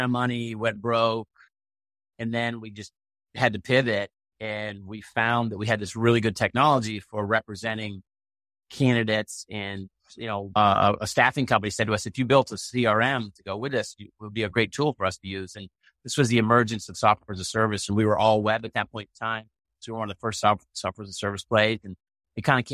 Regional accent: Maine, United States; we had 29 boat builders on the island I grew up with in Maine

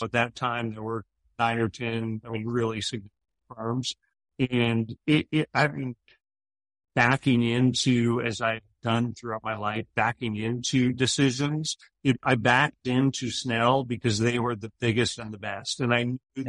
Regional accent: Poway, California, United States; I grew up in Poway, California, which is uh, in North County, San Diego

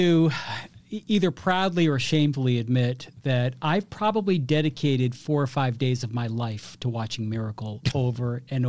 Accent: Boston, Massachusetts, United States; I grew up in Boston

